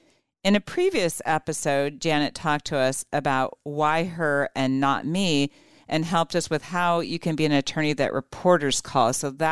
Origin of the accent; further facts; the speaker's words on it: Omaha, Nebraska, United States; I'm from Omaha, and this is the home of the College World Series